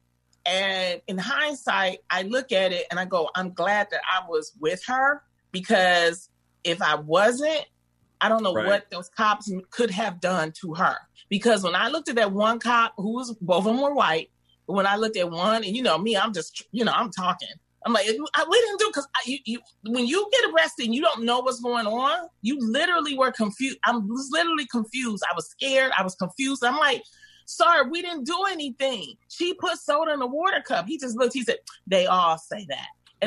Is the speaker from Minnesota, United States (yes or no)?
no; Detroit, Michigan, United States; I grew up in the Brewster Projects